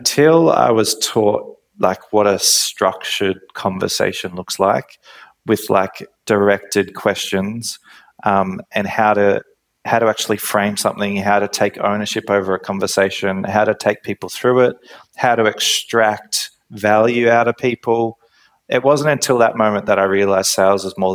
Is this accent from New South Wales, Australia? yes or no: yes; Nelson Bay, New South Wales, Australia; I grew up in Nelson Bay